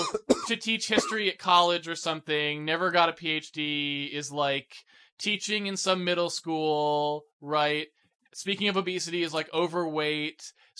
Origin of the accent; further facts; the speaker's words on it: East Coast, United States; Since I grew up on the East Coast, where you have all of this history